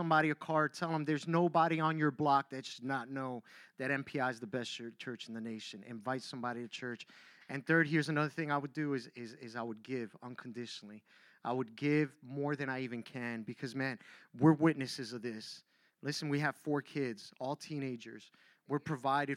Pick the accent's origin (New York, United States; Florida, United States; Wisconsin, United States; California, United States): Florida, United States; Miami; moved away as an adult; now in Philadelphia, United States; I grew up down in Miami